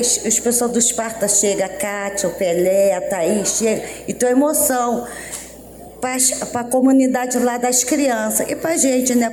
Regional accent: Rio de Janeiro, Brazil; sou nascida e criada na Pedaliza

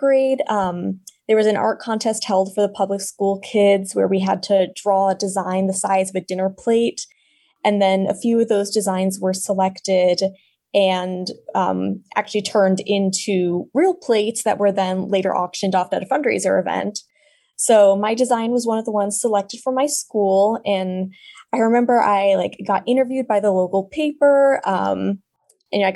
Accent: Santa Fe, New Mexico, United States; now in Chicago, United States; I'm currently an artist here in Chicago, Illinois, but I grew up in Santa Fe, New Mexico

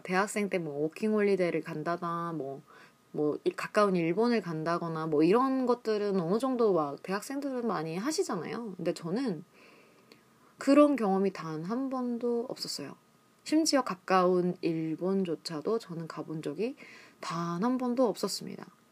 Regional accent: Seoul, South Korea; moved away as an adult; 저는 한국 서울에서 태어나고 자랐습니다.

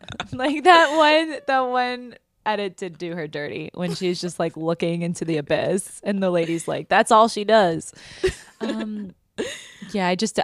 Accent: Midwest, United States; I'm from the Midwest, so I can say that.

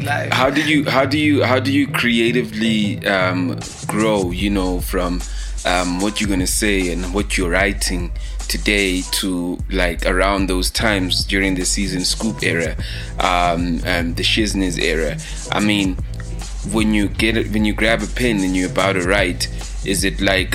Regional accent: Leondale, Gauteng, South Africa; moved away; i'm from Leondale

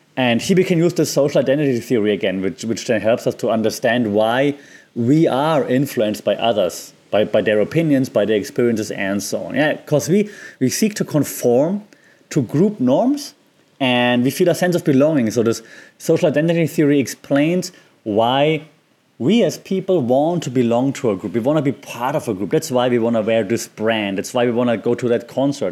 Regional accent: Germany; I'm from Germany

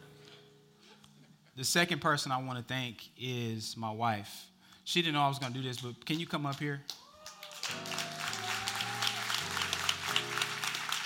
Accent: Dallas, Texas, United States; moved away as an adult; now in Georgia, United States; We moved here from Dallas, Texas in October. We have never lived anywhere but Dallas

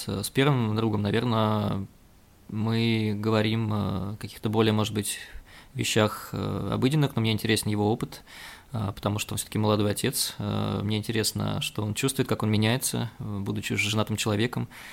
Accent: Volgograd, Volgograd Oblast, Russia; born or raised there

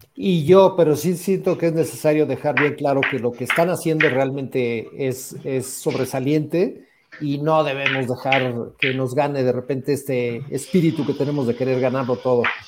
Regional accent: Mexico; somos eh, los mexicanos

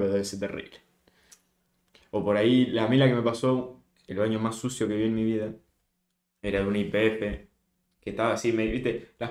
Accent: Santa Fe, Argentina; No solo somos de, de Santa Fe de la provincia, sino que ni siquiera somos de capital

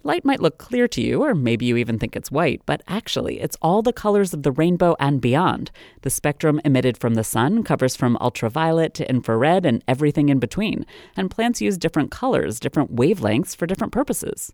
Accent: Maryland, United States; my home state of Maryland

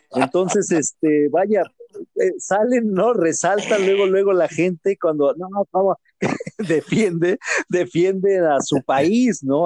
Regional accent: Mexico; como mexicanos

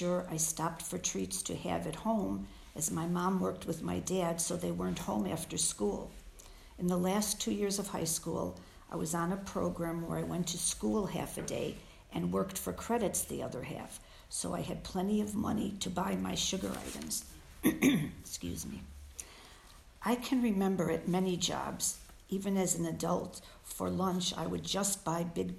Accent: Illinois, United States; also born or lived in Chicago; My earliest recollection of wanting to overeat was when I was 4, and we lived in the country in Illinois. We moved from Chicago.

